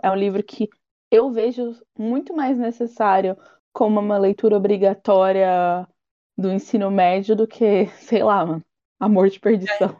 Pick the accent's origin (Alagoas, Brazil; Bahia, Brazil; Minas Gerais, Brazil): Bahia, Brazil; a baiana aqui